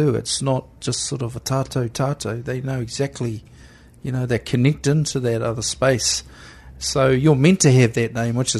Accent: East Coast, New Zealand; And we're from the East Coast, and Maui is, everything to us.

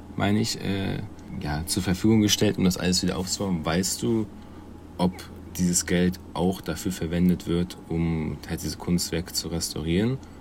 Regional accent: Germany; als Deutscher

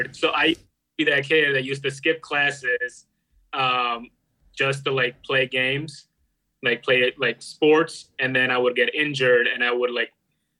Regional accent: India; moved away as an adult; now in Chicago, United States; I am from India, right now in Chicago.

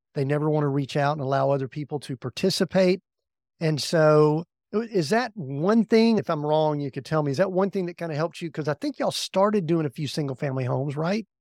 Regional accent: the South, United States; We grew up in the South

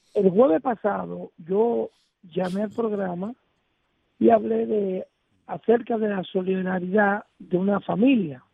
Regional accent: Dominican Republic; now in United States; somos dominicanos

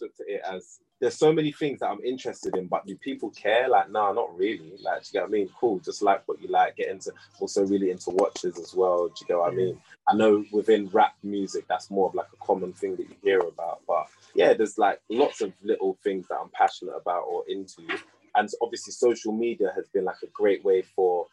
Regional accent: United Kingdom; I'm a British artist

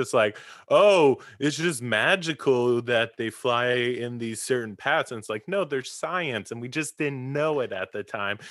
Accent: East Coast, United States; moved away; growing up on the East Coast

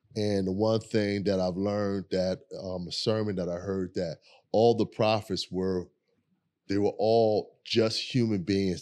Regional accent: Philadelphia, Pennsylvania, United States; growing up in South Philly

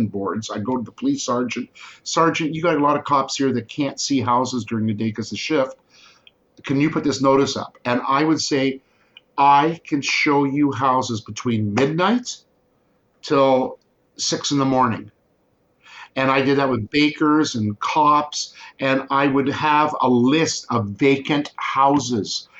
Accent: Guelph, Ontario, Canada; I grew up in Guelph when it was only 30,000-35,000 population.

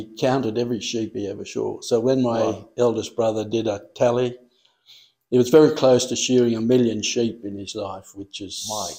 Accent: Coonabarabran, New South Wales, Australia; moved away; also born or lived in Western Australia / Malaysia / Broome; No, I come from a place called Coonabarabran in New South Wales, which is about 300 miles from Sydney in the west.

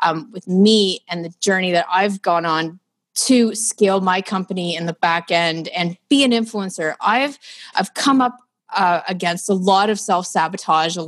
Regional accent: Ottawa, Ontario, Canada; now in Toronto, Canada; I'm from Ottawa, which is our nation's capital

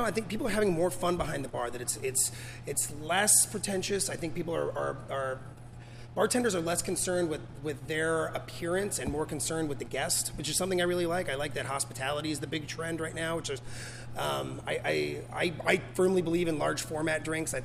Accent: Portland, Oregon, United States; moved away as an adult; also born or lived in St. Croix, U.S. Virgin Islands; I grew up here in Southeast Portland, and then I lived in St. Croix in the U.S. Virgin Islands.

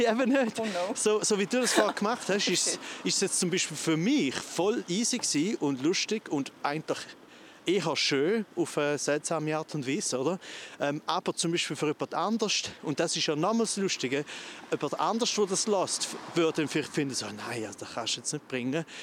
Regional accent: Goldach, St. Gallen, Switzerland; Rorschach, das ist direkt neben mir, wo ich aufgewachsen bin. Ich bin ja zu Goldach

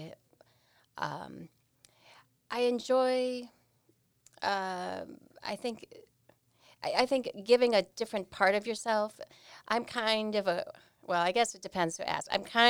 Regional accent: Milwaukee, Wisconsin, United States; Well, I am a hometown Milwaukee girl.

